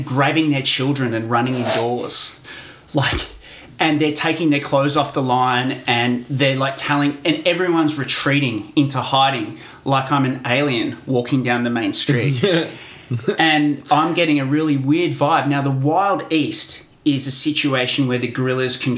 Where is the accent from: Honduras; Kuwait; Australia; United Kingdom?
Australia